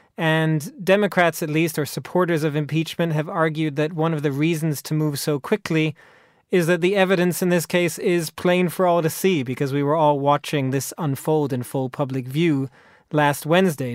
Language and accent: English; United States; moved away; I'm also American